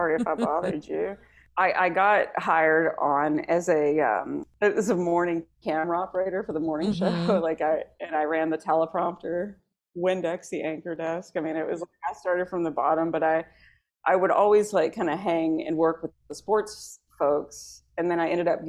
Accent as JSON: {"language": "English", "town": "Bay City", "region": "Texas", "country": "United States", "also_born_or_lived": "Wharton, Texas", "accent": "Southern", "moved": "yes", "lives_now": "Los Angeles, United States", "said": "I'm from Bay City, Texas."}